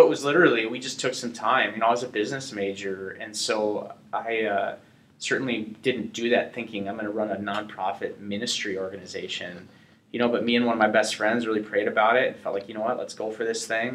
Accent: North Dakota, United States; I'm from North Dakota, you know, so it's not the metropolis cultural epicenter

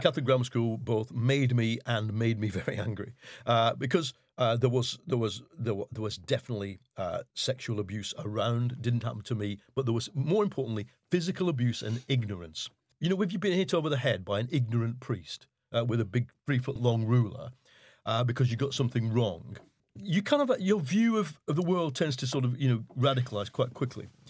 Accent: Leigh, North West England, United Kingdom; So I grew up in Lee, in Lancashire. Um, it's part of Wigan

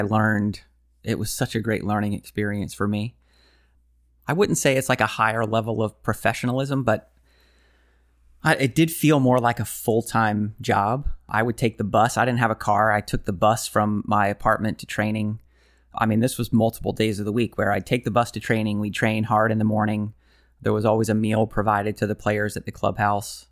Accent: United States; being American.

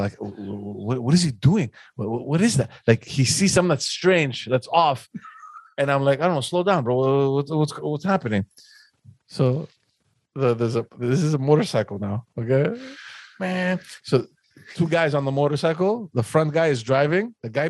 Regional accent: Athens, Attica, Greece; So now you're thinking, I came from Athens where it's like insanity, everybody's just smoking everywhere.

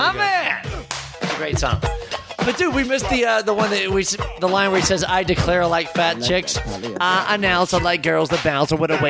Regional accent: Greenville, Mississippi, United States; I'm from Greenville, Mississippi.

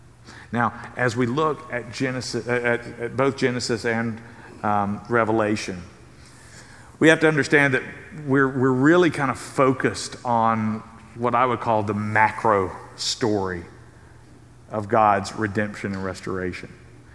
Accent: Southern United States, United States; I mean, I grew up in the South.

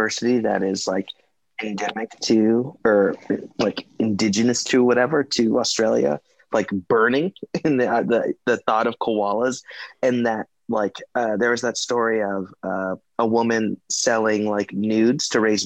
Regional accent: Los Angeles, California, United States; now in New York, United States; I am also a New Yorker, originally from Los Angeles. Always will be a Cali boy

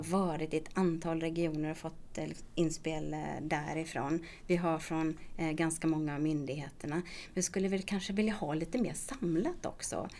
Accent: Småland, Sweden; accent: Småland dialect; also born or lived in Gothenburg, Sweden; now in Stockholm, Sweden; min dialekt. För den hörs nämligen precis när jag pratar att jag kommer från Småland

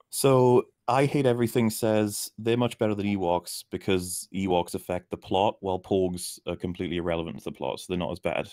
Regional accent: Wales, United Kingdom; accent: Wales

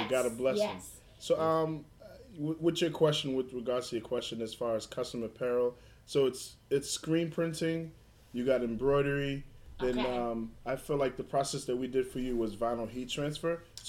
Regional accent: Somerville, Massachusetts, United States; it's one of those things that me growing up in Somerville, I always wanted to kind of be respected in the light of people.

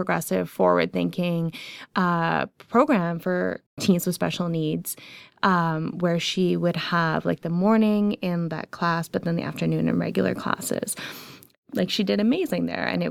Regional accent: Ajax, Ontario, Canada; I grew up in Ajax

